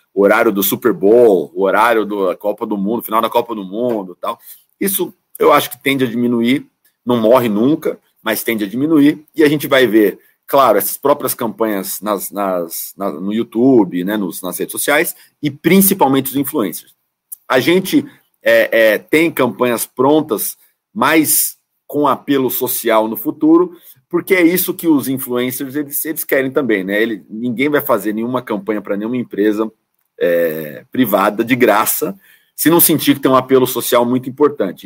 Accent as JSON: {"language": "Portuguese", "town": "São Bernardo do Campo", "region": "São Paulo", "country": "Brazil", "said": "Sou de São Bernardo do Campo, né? A grande ABC, São Paulo"}